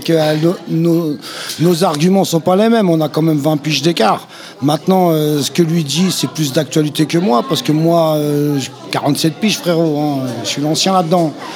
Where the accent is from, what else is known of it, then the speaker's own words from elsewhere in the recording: Val-d'Oise, Île-de-France, France; moved away as an adult; je viens du Val d'Oise, donc j'ai grandi avec les …, …